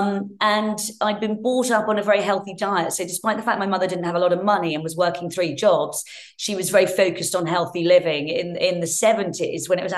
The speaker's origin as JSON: {"language": "English", "area": "Hertfordshire", "region": "East of England", "country": "United Kingdom", "tie": "born or raised there", "said": "I grew up in Hertfordshire, and my parents split when I was young."}